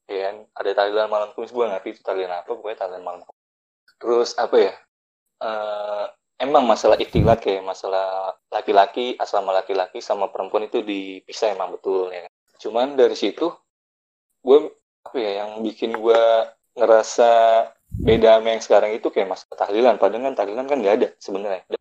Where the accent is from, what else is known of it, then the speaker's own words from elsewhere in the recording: Jakarta, Indonesia; now in Kosambi, Indonesia; gue dari Jakarta lalu gue gue pindah ke Kosambi